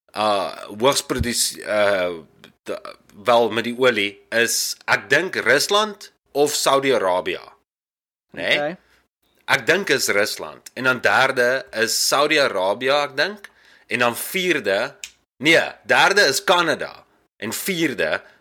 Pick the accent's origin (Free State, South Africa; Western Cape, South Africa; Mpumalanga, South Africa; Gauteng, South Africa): Free State, South Africa; Dewetsdorp; now in Canada; van die Wetstorp af.